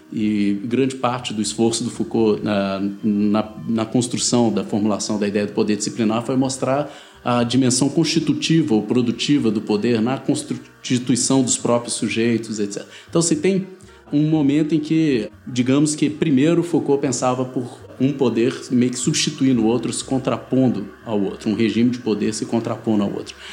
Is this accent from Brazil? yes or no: yes; Minas Gerais, Brazil; vim daqui das Minas Gerais